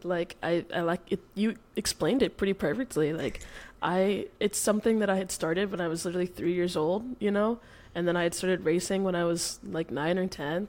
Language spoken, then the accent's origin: English; Dallas, Texas, United States; moved away as an adult; now in Oregon, United States; I'm born and raised in Dallas. Uh, I had never really left uh, up until literally, I guess, three weeks ago